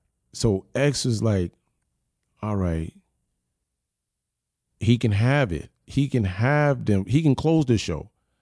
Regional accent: Yonkers, New York, United States; But you know, Yonkers, I'm from Yonkers. I'm from Uptown, right. Period.

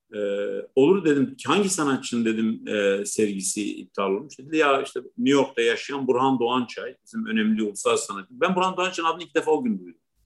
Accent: Batman, Batman Province, Turkey; first language Kurdish; Turkish is a second language; moved away; ben işte Batmanlı bir Kürdüm

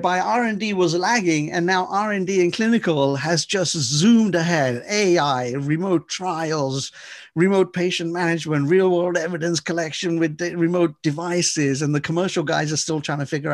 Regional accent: England, United Kingdom; We came from England. We're the originators of the roundabouts.

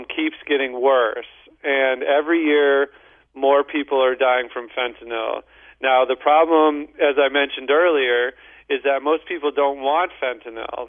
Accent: St. Louis, Missouri, United States; I'm from St. Louis too

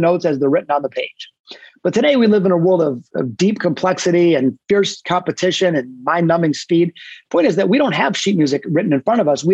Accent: Detroit, Michigan, United States; Yeah, so I grew up in Detroit. I'm a hardcore Detroit guy, born in the city, not the suburbs

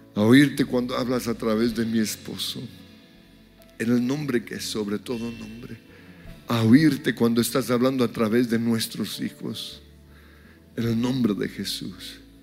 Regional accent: Colombia; nos unimos como colombianos por Colombia

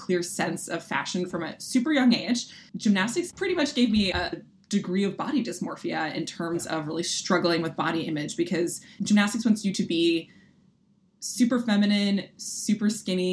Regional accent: Philadelphia, Pennsylvania, United States; I grew up in Philadelphia, and I feel like an important feature of my identity is just being a Philly kid

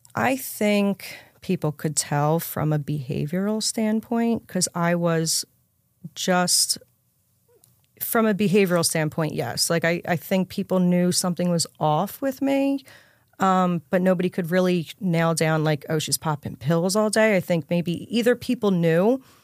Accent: Levittown, Pennsylvania, United States; also born or lived in New Jersey; I'm from Levittown, Pennsylvania, which is just sh, right outside of Philly.

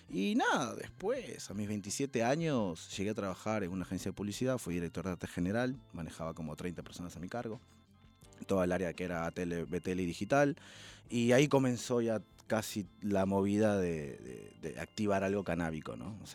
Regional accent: Peru; now in Buenos Aires, Argentina; Cuando me vine de Perú a Buenos Aires dejé muchas zapatillas. Eh, en Perú. Y nada, me vine acá y comencé de nuevo toda la colección.

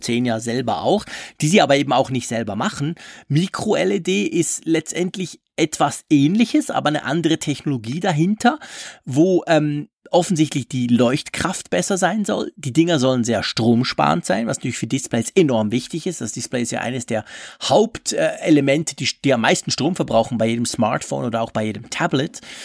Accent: Switzerland; bei uns in der Schweiz

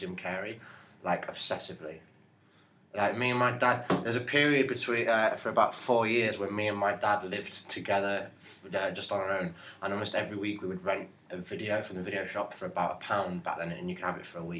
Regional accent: Hull, Yorkshire and the Humber, United Kingdom; born or raised there; moved away; also born or lived in Grimsby

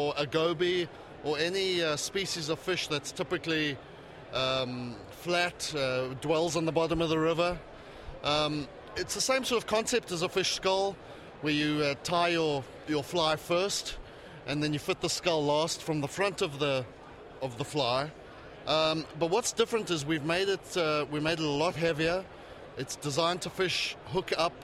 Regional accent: South Africa; accent: South African; moved away as an adult; now in Charlotte, United States; my funny accent comes from South Africa. That's where I was originally from

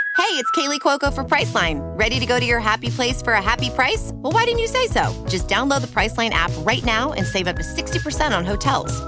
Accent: Massachusetts, United States; moved away; I'm an Irish Catholic from Massachusetts originally

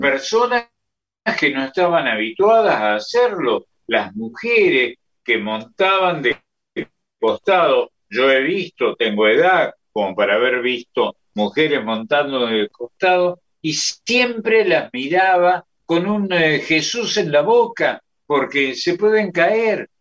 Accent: Córdoba, Argentina; yo soy de San Vicente, y General Paz Junior es el barrio que continuaba

